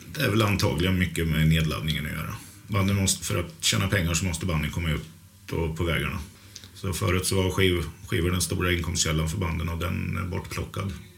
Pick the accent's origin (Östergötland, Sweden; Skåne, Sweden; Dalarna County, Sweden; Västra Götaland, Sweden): Östergötland, Sweden; outside Norrköping; Jag kommer utanför Norrköping. Det är en familjegård som heter Skrikhult som ligger mellan Norrköping och Finspång